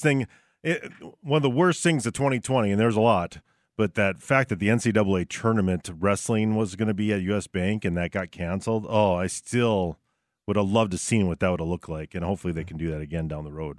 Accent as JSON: {"language": "English", "town": "Barnesville", "region": "Minnesota", "country": "United States", "tie": "born or raised there", "said": "my hometown of Barnesville"}